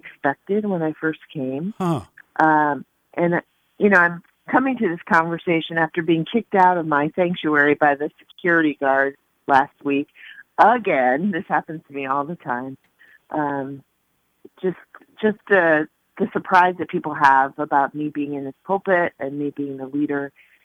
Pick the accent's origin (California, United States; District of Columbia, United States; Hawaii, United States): Hawaii, United States; also born or lived in Texas; now in New York, United States; I grew up in Hawaii